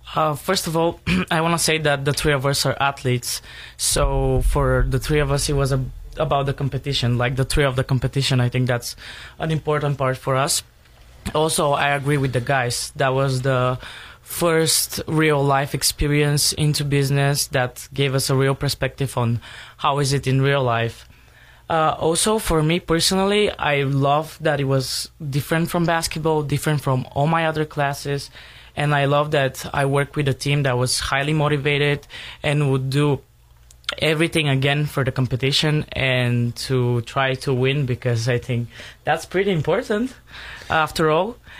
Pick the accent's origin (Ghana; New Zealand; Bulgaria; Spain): Bulgaria; Sofia, Sofia City; English is a second language; moved away as an adult; now in Torrington, United States; I'm from Sofia, Bulgaria.